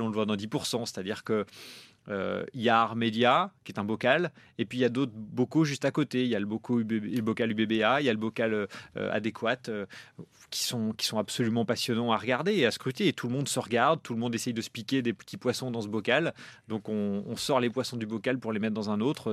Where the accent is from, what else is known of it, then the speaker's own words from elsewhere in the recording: Normandy, France; en Normandie, là où j'ai grandi